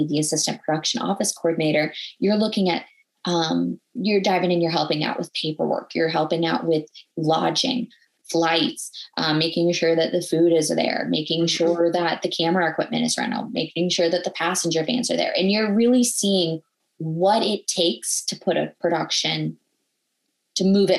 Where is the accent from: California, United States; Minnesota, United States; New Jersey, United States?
Minnesota, United States; I grew up in Minnesota.